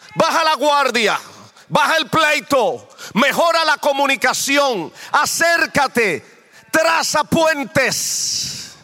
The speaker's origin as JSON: {"language": "Spanish", "country": "Dominican Republic", "moved": "yes", "said": "yo vengo de otro contexto diferente. Yo soy dominicano"}